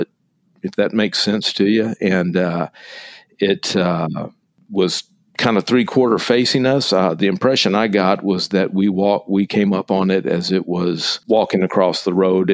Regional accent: East Texas, United States; I grew up in East Texas

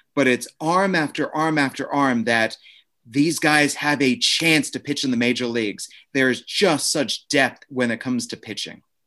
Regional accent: Maryland, United States; moved away as an adult; also born or lived in Washington, D.C.; now in Lansing, United States; I was born in D C, grew up fifteen minutes outside near the University of Maryland

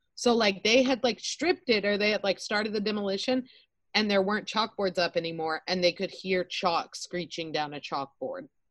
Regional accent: Austin, Texas, United States; moved away; I grew up in Austin

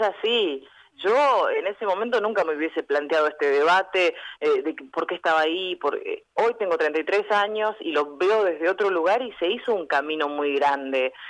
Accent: General Conesa, Río Negro, Argentina; moved away as an adult; now in Bahía Blanca, Argentina; General Conesa, de donde soy yo, tiene 6.000 habitantes

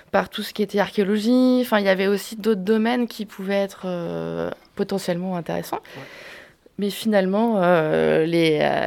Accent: Rennes, Brittany, France; Je venais de Rennes avant d'aller en Bourgogne. Je voulais rester dans l'Ouest parce que j'avais quand même une attache familiale euh, dans la région, en Anjou. Et, euh, mes parents, ma famille étaient à Rennes

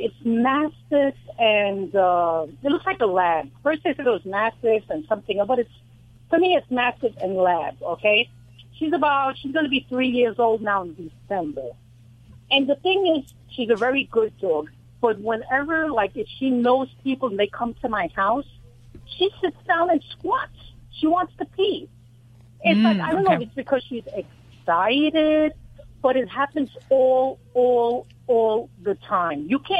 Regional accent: New York, United States; accent: New York; moved away as an adult; now in Cambridge, Ohio, United States; My accent's from New York. Yeah. I was raised in New York, but now I've been here about 3 years.

